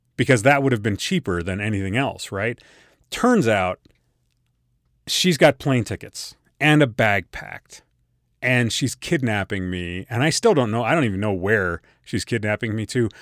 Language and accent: English; Colorado, United States; we're all from Colorado